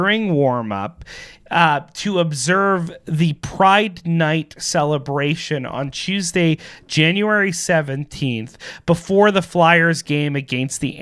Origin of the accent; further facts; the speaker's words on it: Canada; as Canadians